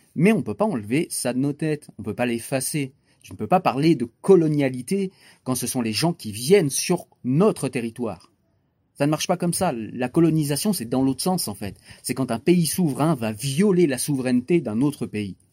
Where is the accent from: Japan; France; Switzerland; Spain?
France; Moi, j'ai grandi dans des banlieues.